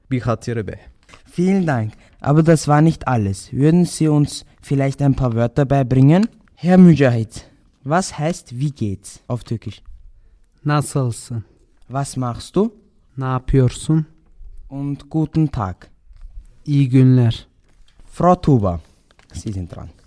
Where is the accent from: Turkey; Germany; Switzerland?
Turkey; Bingöl, Bingöl Province; also born or lived in Vienna, Austria; Ich komme aus der Türkei, aus der Stadt Bingöl und habe kurdische Wurzeln. Bin geboren in Wien und bin 19 Jahre alt.